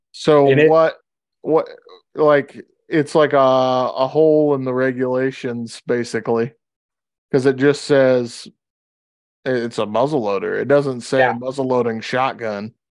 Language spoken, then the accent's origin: English; Louisiana, United States; moved away; when I grew up in Louisiana